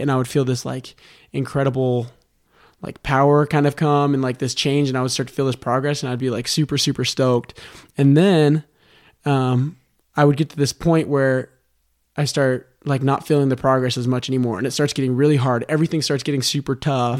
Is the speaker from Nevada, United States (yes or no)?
yes; Las Vegas, Nevada, United States; born or raised there